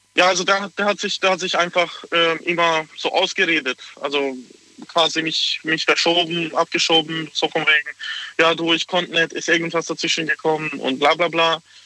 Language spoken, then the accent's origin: German; Hungary; now in Pforzheim, Germany; ich komme aus Ungarn